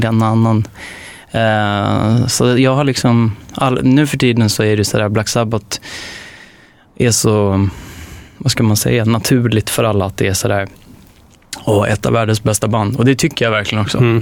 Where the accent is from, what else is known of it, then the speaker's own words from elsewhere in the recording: Stockholm, Stockholm County, Sweden; jag är uppväxt mycket på Södermalm